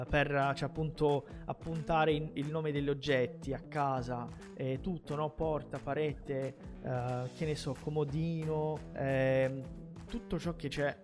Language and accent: Italian; Brazil; Italian is a second language; sono nato in Brasile